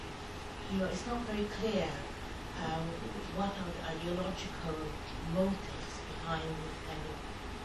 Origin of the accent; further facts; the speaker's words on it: Saarland, Germany; I'm from Saar.